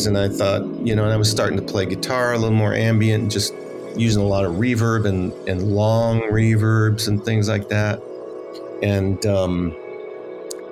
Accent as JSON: {"language": "English", "town": "Los Angeles", "region": "California", "country": "United States", "tie": "born or raised there", "also_born_or_lived": "outside Chicago, Illinois", "said": "I am from Los Angeles, which is huge and spread out"}